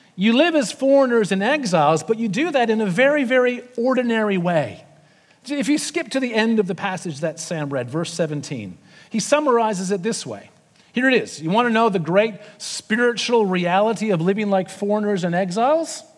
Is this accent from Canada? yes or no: yes; Canada; moved away as an adult; now in Sydney, Australia; I'm from Canada, not America